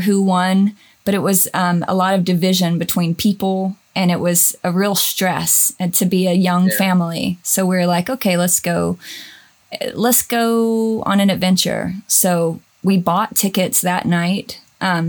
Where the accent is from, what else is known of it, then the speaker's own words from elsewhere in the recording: Georgia, United States; moved away as an adult; also born or lived in Los Angeles / Nashville; now in Germany; I'm from Georgia.